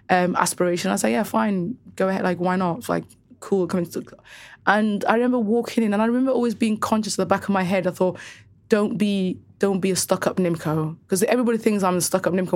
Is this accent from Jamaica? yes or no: no; Cardiff, Wales, United Kingdom; also born or lived in Somaliland; growing up in Cardiff specifically, every single girl that I knew had F G M.